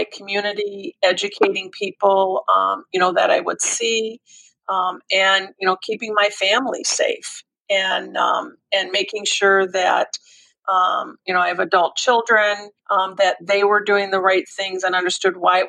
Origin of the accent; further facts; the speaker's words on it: Michigan, United States; now in Atlanta, United States; having been born and raised in Michigan, I live in Atlanta now